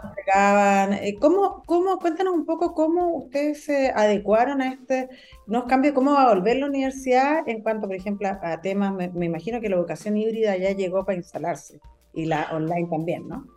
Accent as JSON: {"language": "Spanish", "region": "Antofagasta", "country": "Chile", "said": "Yo soy de Antofagasta."}